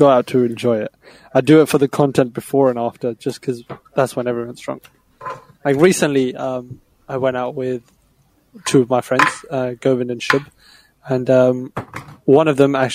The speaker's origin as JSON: {"language": "English", "country": "United Kingdom", "said": "we're obviously British"}